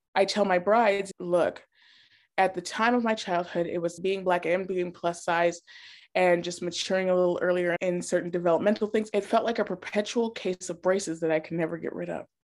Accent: Wyoming, United States; moved away as an adult; also born or lived in Germany / Montana / Chicago; now in Illinois, United States; I was born in Bermejava, Germany. My father was military, so as soon as we came back to the States, I grew up in Montana and Wyoming

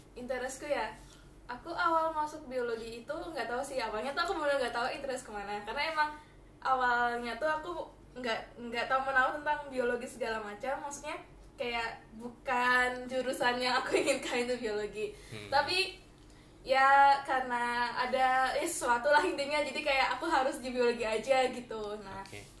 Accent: Batam, Riau Islands, Indonesia; moved away; pas SD SMP SM, eh SD SMP aku kan dari Batam dan aku tinggal itu di pulau

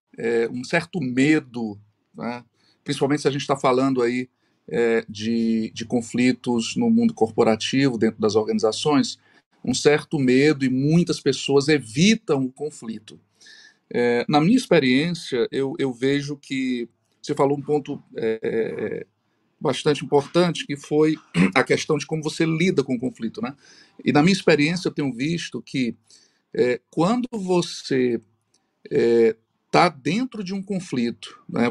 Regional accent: Fortaleza, Ceará, Brazil; eu sou de Fortaleza, estou é, residindo em Fortaleza, sou cearense

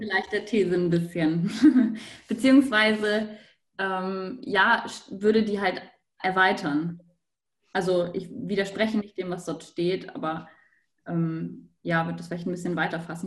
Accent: Hamburg, Germany; moved away as an adult; now in Innsbruck, Austria; Ich komme aus Hamburg, studiere aber in Innsbruck

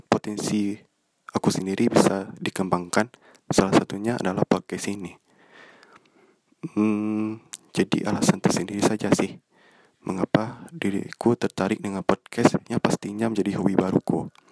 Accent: Bukittinggi, West Sumatra, Indonesia; Aku berasal dari Bukit Tinggi dan sekarang menjalani perkuliahan di jurusan Ilmu Komunikasi di salah satu perguruan tinggi negeri yang ada di Kota Padang.

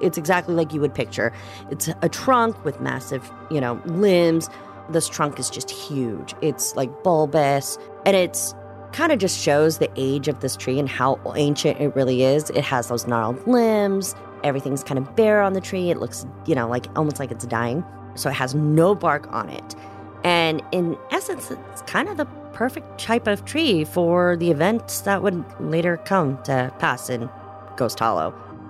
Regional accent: Kuwait City, Kuwait; now in Vermont, United States; I was born in Kuwait City. My dad, who's Egyptian, was teaching there. And so my mom, who is American and came from Oklahoma, actually, they moved there. So most of my childhood, I actually lived there.

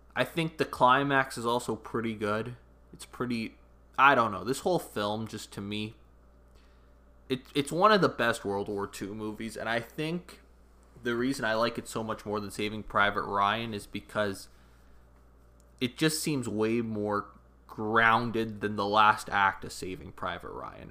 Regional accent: Canada; I'm Canadian

